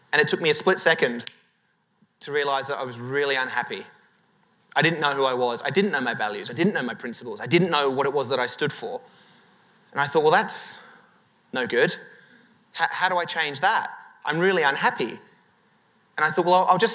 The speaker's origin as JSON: {"language": "English", "town": "Sydney", "region": "New South Wales", "country": "Australia", "tie": "born or raised there", "said": "I'd finished high school in Sydney in Australia"}